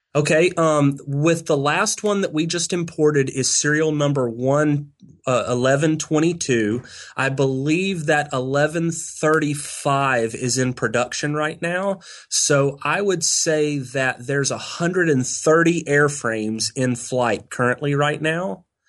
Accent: near Galveston, Texas coast, United States; I grew up on the Texas coast, not far from Galveston

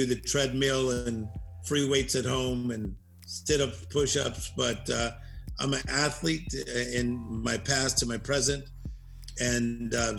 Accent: Compton, California, United States; now in Beverly Hills, United States; I'm from Compton

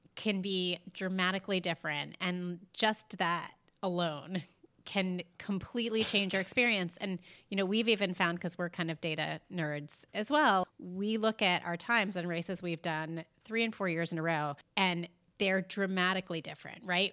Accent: New York, United States; we're from New York

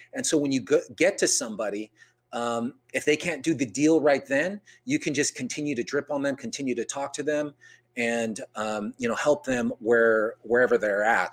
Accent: San Jose, California, United States; I was born and raised in San Jose

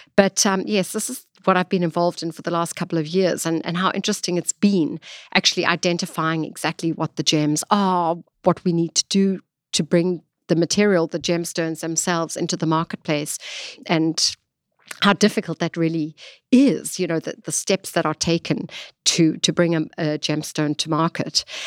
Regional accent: Johannesburg, Gauteng, South Africa; accent: South African; moved away as an adult; now in New York, United States; I'm originally from South Africa. I was born there and lived most of my life actually in, in, in Johannesburg

